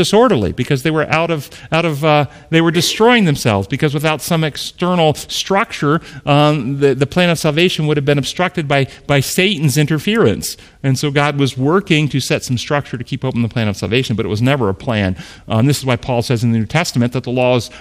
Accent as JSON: {"language": "English", "country": "United States", "said": "identify as an American"}